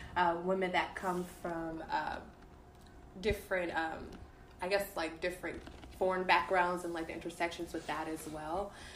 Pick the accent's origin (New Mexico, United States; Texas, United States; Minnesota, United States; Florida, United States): Texas, United States; Dallas; I'm from Dallas. Mm-hmm. Born and raised